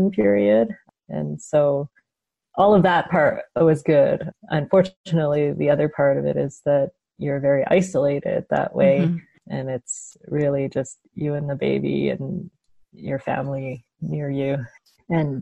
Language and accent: English; Canada; I'm Chinese Canadian. My parents were born in China and immigrated to Canada and then had me and my brother. And I grew up in Canada